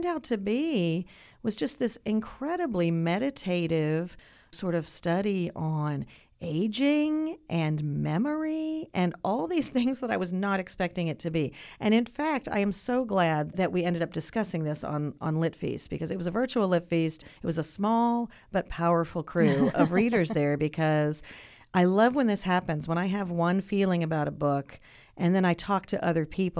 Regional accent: North Carolina, United States; And it's set in North Carolina. {S0} Right. {S1} So that's my home state.

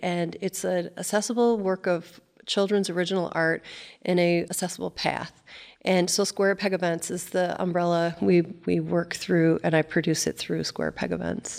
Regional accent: Cadillac, Michigan, United States; I grew up in Cadillac, Michigan

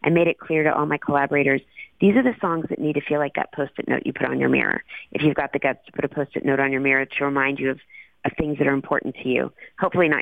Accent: Dallas, Texas, United States; I grew up in a fun time in the 70s and the 80s. I loved growing up there

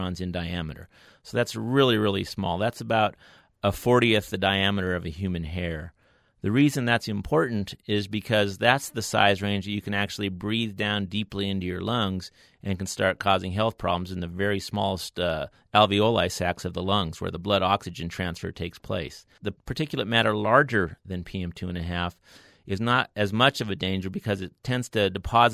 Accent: Great Falls, Montana, United States; also born or lived in Washington; now in Logan, United States; I grew up in the town of Great Falls, which is kind of right in the center of Montana

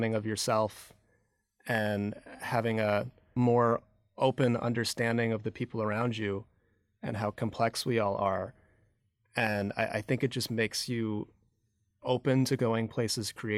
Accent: Michigan, United States; moved away as an adult; now in New York, United States; I grew up in the Midwest, in Michigan

